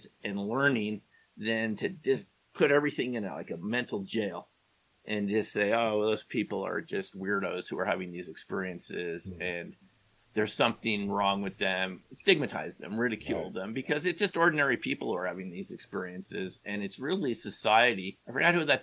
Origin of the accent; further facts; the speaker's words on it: New York, United States; when I grew up in New York, there was 1010 Winds